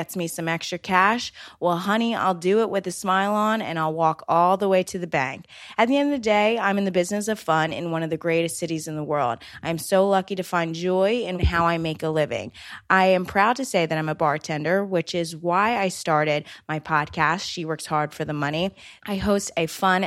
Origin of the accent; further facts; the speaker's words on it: right outside of Atlantic City, New Jersey, United States; moved away as an adult; now in New York City, United States; I was born and raised right outside of Atlantic City, New Jersey